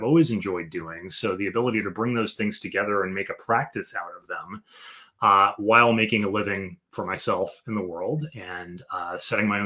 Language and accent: English; Chicago, Illinois, United States; moved away as an adult; now in Washington, D.C. area, United States; I was born in Chicago, Illinois, and raised in the Chicago area, went to college in the Chicago area